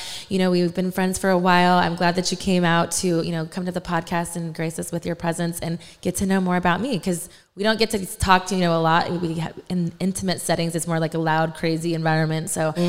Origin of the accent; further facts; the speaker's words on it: Texas, United States; also born or lived in New York; my parents are from New York, but I was raised in Texas. I'm a military brat.